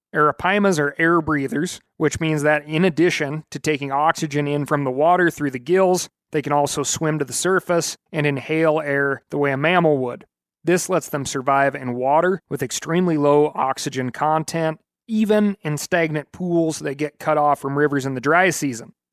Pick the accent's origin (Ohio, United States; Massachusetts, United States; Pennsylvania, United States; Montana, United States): Montana, United States; my home state of Montana